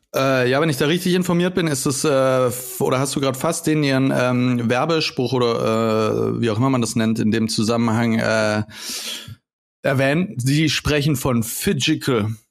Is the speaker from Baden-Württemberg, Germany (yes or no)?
yes; Konstanz, Baden-Württemberg, Germany; moved away; ich war vor ein paar Wochen dann in, äh, Konstanz, zu meiner Heimat